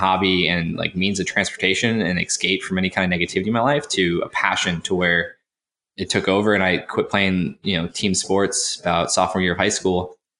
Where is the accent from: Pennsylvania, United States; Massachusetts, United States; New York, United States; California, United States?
Massachusetts, United States; Cape Cod; now in Raleigh, United States; So I grew up on Cape Cod, Massachusetts